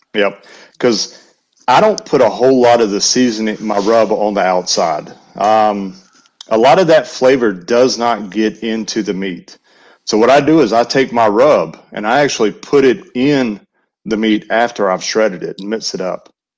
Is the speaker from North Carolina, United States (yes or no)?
yes; Western North Carolina, United States; also born or lived in Alabama; now in Tennessee, United States; I grew up in Western North Carolina, so I was on the other side of Knoxville